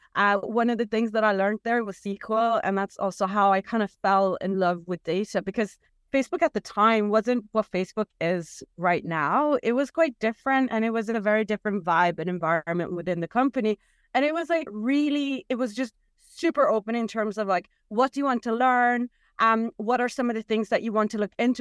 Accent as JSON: {"language": "English", "country": "Norway", "said": "I'm from Norway"}